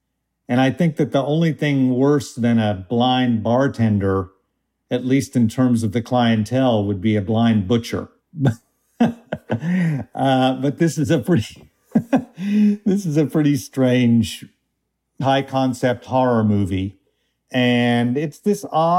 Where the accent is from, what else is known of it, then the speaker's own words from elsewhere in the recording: Tulsa, Oklahoma, United States; moved away; when I was growing up in Tulsa